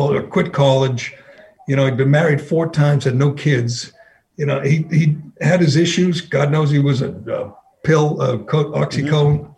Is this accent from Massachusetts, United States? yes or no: yes; Massachusetts, United States; I grew up in Kennedy country. I went to public schools. I worked in journalism, newspapers, magazines. I went to UMass Amherst